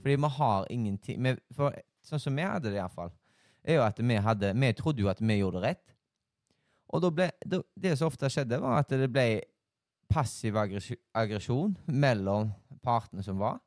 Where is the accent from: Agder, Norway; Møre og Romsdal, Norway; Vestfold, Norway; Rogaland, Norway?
Rogaland, Norway; Haugesund; Jeg er jo her fra Haugesund